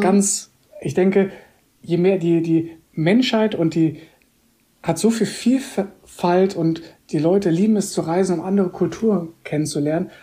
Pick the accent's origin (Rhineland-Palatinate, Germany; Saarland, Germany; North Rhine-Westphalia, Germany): Rhineland-Palatinate, Germany; Koblenz; moved away as an adult; also born or lived in Munich / Switzerland / Bahrain; bin tatsächlich auch hier in Koblenz groß geworden, zur Schule gegangen. Also ich bin 2019 wieder zurück in meine Heimat gekommen